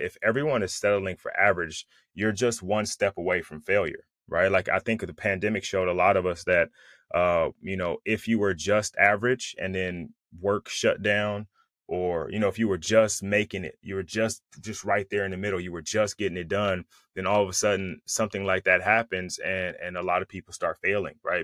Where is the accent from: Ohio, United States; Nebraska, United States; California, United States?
California, United States; Bay Area; now in Southern California, United States; I'm from the Bay Area, but I live in Southern California